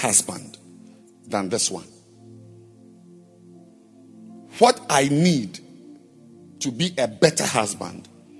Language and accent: English; Bolgatanga, Upper East, Ghana; Or I was raised in Bolgatanga and he was raised in Accra, so I'm greater.